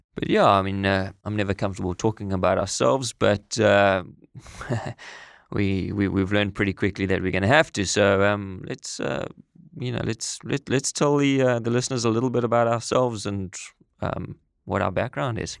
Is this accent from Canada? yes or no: no; South Africa; moved away as an adult; also born or lived in United Kingdom / Middle East; We're both originally from South Africa. I'm sure you can tell by the accents.